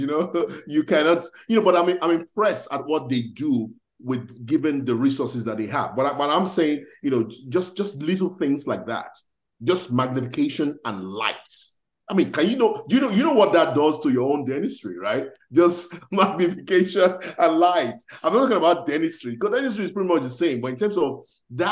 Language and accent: English; Nigeria; moved away as an adult; now in United States; I know I'm Nigerian.